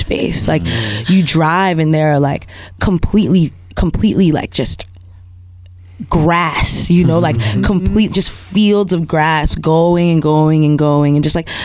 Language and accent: English; New York City, New York, United States; moved away as an adult; now in Alabama, United States; I'm from Queens. My people are from Trinidad and Nigeria, right? But I'm only from Queens because I was born there.